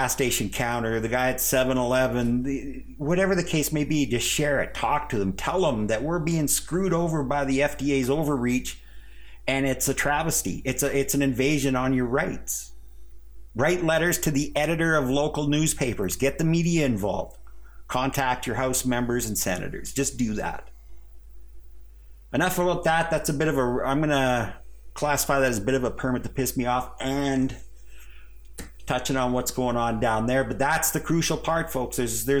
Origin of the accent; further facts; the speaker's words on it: Canada; as a Canadian guy